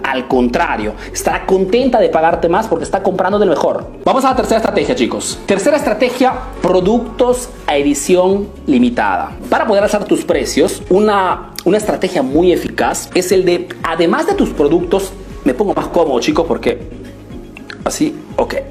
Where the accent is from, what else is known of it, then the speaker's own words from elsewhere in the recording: Italy; Spanish is a second language; also born or lived in Peru; yo he crecido aquí en Italia, ¿ok? Eh, vivo en Italia, hago negocios en Italia, pero soy de origen peruana